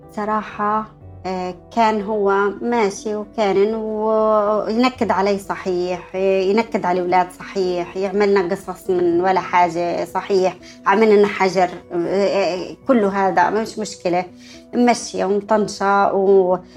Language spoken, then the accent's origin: Arabic; Jordan; moved away as an adult; also born or lived in Palestine; now in United Arab Emirates; نزحوا أهلي في 67 طلعنا من فلسطين آه، على الأردن وانا بتذكر كانه الان يعني كيف قعدنا في المخيمات الفلسطينيه